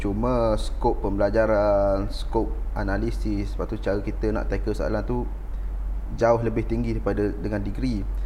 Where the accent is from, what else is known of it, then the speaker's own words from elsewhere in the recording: Terengganu, Malaysia; moved away as an adult; now in Changlun, Malaysia; Saya asal daripada dari Terengganu.